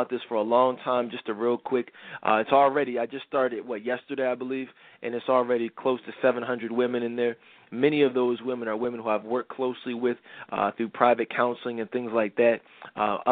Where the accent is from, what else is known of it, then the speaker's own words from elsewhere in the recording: Philadelphia, Pennsylvania, United States; I'm from the Philly area